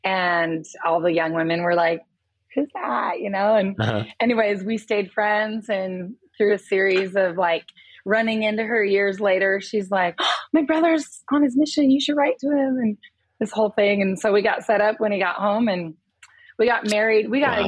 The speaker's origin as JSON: {"language": "English", "town": "Las Vegas", "region": "Nevada", "country": "United States", "tie": "born or raised there", "said": "I am born and raised. I even went to the old Las Vegas High School. You can't get more born and raised than that."}